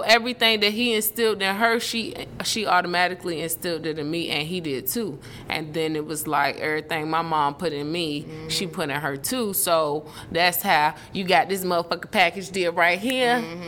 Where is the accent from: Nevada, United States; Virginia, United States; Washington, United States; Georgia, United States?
Virginia, United States; Portsmouth; smarts came from Kathy and growing up in Portsmouth, out Lincoln Park.